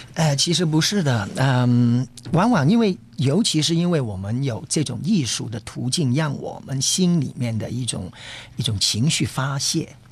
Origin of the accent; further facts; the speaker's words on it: Hong Kong; 我是一个香港人